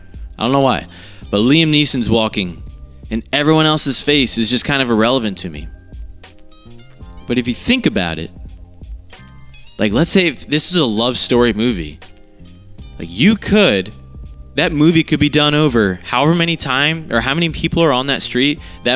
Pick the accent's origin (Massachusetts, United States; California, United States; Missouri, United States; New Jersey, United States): New Jersey, United States; Marlton; I came from Marlton, New Jersey